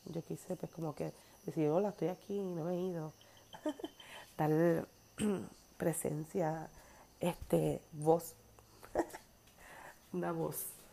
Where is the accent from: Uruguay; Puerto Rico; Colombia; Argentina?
Puerto Rico; Naranjito; Naranjito, mi pueblo